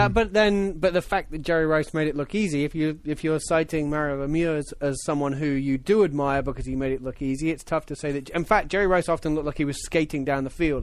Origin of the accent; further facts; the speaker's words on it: United Kingdom; as a Brit